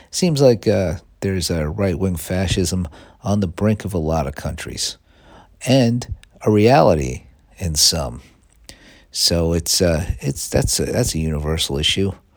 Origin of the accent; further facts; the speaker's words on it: New York City, New York, United States; I grew up on Staten Island